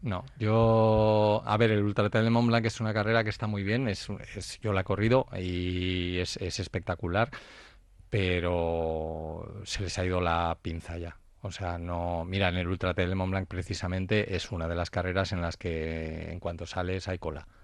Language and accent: Spanish; Spain; yo soy el primer español